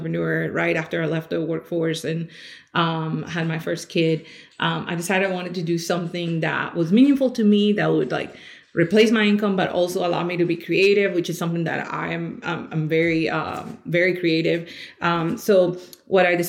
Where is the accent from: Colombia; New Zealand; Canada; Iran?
Colombia; now in Louisville, United States; I am actually originally from Colombia. I've been here in the States for about 21 years now